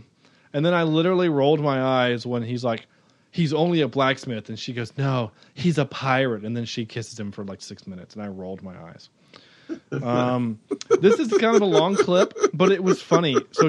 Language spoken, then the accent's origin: English; United Kingdom; Because we're the British, and the only people we can make fun of at this point are the English or the French.